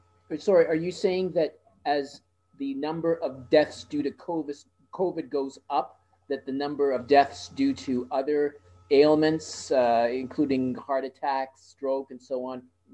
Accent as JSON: {"language": "English", "town": "Winnipeg", "region": "Manitoba", "country": "Canada", "said": "I'm from Winnipeg"}